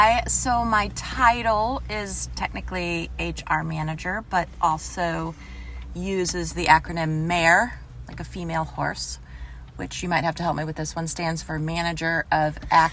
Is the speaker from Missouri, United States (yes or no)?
yes; Fenton, Missouri, United States; I grew up in Fenton and I graduated in 92.